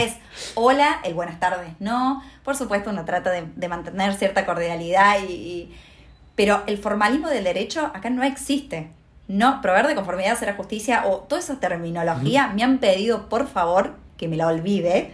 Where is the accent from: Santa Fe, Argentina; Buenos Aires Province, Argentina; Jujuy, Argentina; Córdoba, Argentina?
Córdoba, Argentina; interior of Córdoba province, Argentina; moved away as an adult; now in Buenos Aires, Argentina; sos del interior, del interior, ¿no? Porque no soy ni siquiera de Córdoba Capital